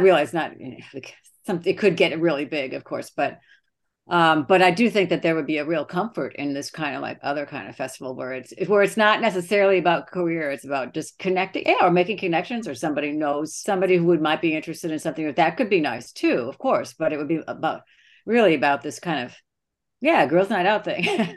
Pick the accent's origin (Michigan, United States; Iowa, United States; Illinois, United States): Illinois, United States; Streator; moved away; I'm from Streeter, Illinois.